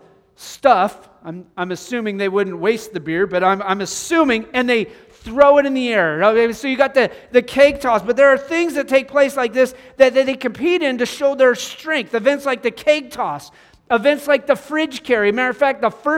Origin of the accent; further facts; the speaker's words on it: Cheyenne, Wyoming, United States; moved away; Growing up in Cheyenne, Wyoming, we had the C-130s were right there